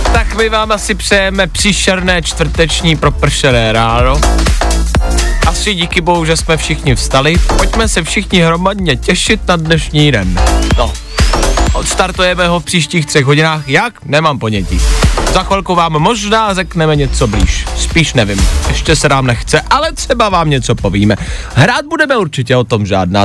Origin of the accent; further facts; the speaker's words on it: Czechia; jako Češi